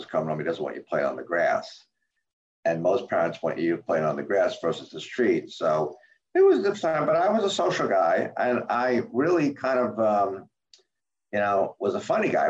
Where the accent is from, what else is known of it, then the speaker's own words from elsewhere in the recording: Jersey City, New Jersey, United States; also born or lived in Carteret, New Jersey; I grew up in Jersey City, New Jersey, Hudson County